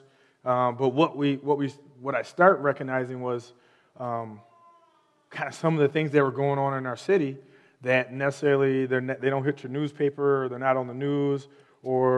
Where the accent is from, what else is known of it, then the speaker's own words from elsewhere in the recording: Holland, Michigan, United States; also born or lived in Chicago, Illinois; I'm from Holland, Michigan. I've lived there for the majority of my life